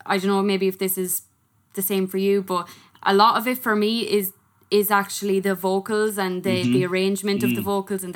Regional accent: Ireland; as an Irish person who doesn't pronounce her THs or anything

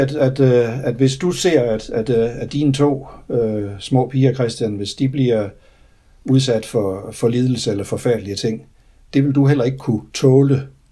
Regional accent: Denmark; moved away; da jeg var spejder hjemme i Grænsted for mange år siden

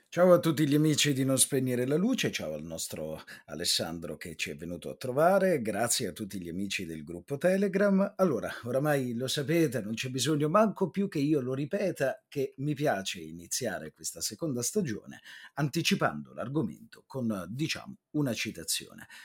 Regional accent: Apulia, Italy; per me che sono pugliese di origine

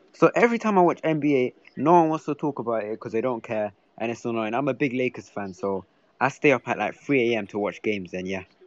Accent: England, United Kingdom; I'm from England, yeah, and here in London

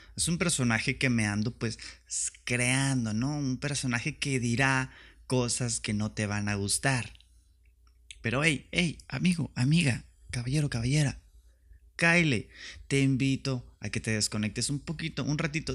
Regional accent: Tijuana, Baja California, Mexico; now in Mexicali, Mexico; vivo en Mexicali y soy de Tijuana y me chingan porque soy de Tijuana

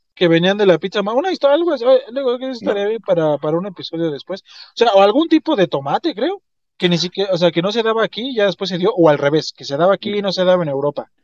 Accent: Mexico; nos distinguen como mexicanos

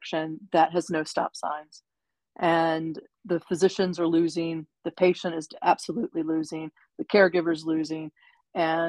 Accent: Virginia, United States; moved away as an adult; also born or lived in New York City; now in Wilmington, United States; born and raised in Virginia

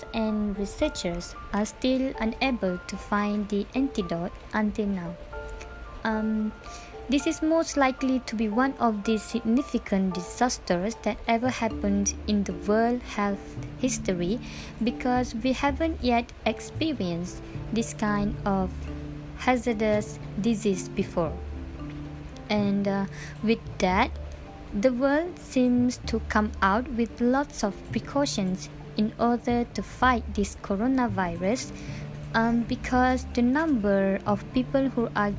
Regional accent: Malaysia; as a Malaysian

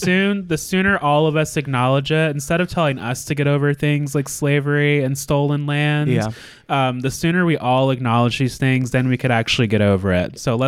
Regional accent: Anchorage, Alaska, United States; growing up in Alaska, there's like a lot of Polynesian culture in Anchorage where I'm from.

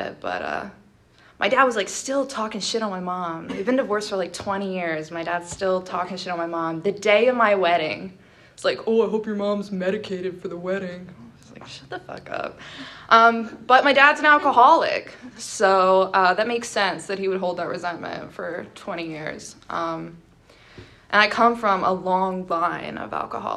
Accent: State College, Pennsylvania, United States; I was born and raised in Pennsylvania. I never left here my entire life. I was actually born in State College

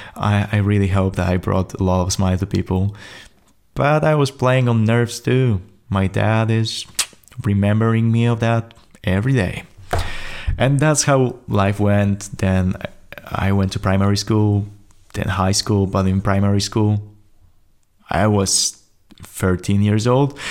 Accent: Poland; English is a second language; I'm from Poland, so I don't speak, uh, as fluently English as I thought I will be.

